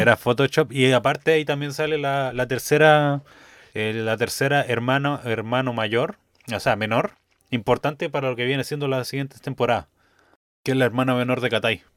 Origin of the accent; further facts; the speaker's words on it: Rancagua, O'Higgins, Chile; Yo soy de Rancagua